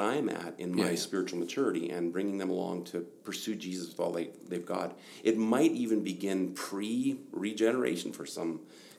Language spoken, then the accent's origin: English; Germany; also born or lived in Northern Alberta, Canada; I was born in Northern Alberta, 1 year old, and then mom and dad moved to Germany as missionaries.